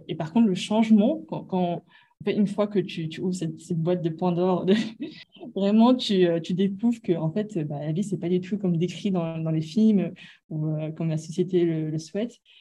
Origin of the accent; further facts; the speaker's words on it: France; moved away as an adult; now in Hong Kong; je suis française d'origine asiatique